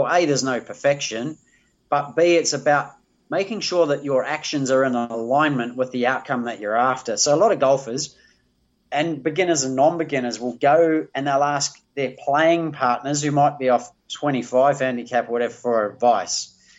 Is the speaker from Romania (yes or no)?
no; New Zealand; moved away as an adult; now in Australia; I came to Australia from New Zealand to play beach volleyball at the Olympics.